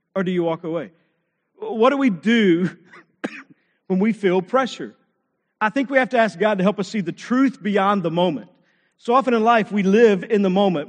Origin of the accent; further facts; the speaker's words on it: Texas, United States; I grew up in Texas, played football